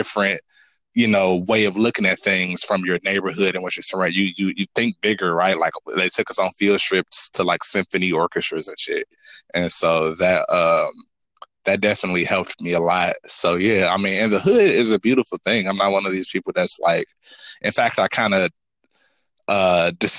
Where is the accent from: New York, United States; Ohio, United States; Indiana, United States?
Indiana, United States; Gary; I'm from Gary. Gary is super cool. I went to a performing arts school called Emerson